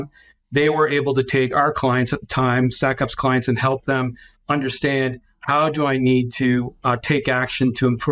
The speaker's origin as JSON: {"language": "English", "town": "London", "region": "Ontario", "country": "Canada", "said": "I'm Canadian, so I'm based in London, Ontario. I have never changed my location"}